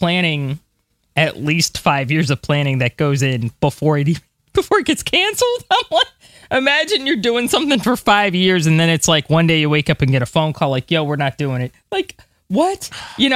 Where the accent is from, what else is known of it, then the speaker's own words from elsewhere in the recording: United States; as an American myself